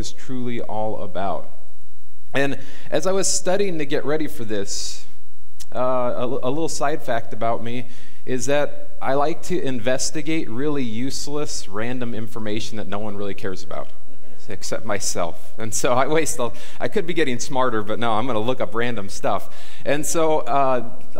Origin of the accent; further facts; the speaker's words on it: Fillmore, California, United States; now in Camarillo, United States; I grew up in Fillmore. I know the ins and outs